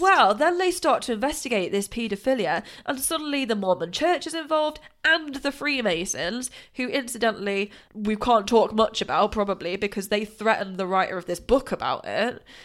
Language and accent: English; United Kingdom; being British